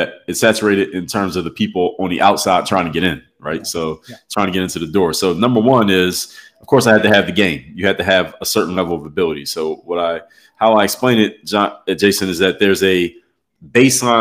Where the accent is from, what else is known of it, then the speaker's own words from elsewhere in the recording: Philadelphia, Pennsylvania, United States; I'm actually from Philadelphia, PA